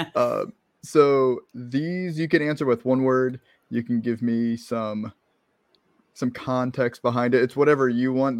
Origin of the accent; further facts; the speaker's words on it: Maryland, United States; moved away as an adult; now in Florida, United States; I grew up in Maryland. I lived there for twenty-two years